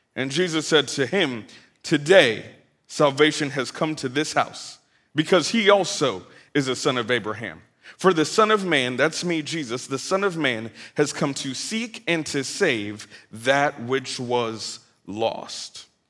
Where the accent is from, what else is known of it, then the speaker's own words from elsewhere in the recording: Bay Area, California, United States; now in Atlanta, United States; I'm originally from the Bay Area, California, 510, hyphy